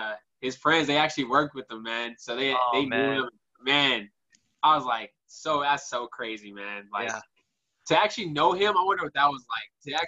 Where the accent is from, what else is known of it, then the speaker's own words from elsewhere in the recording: Bay Area, California, United States; I'm a Warrior fan growing up in the Bay Area.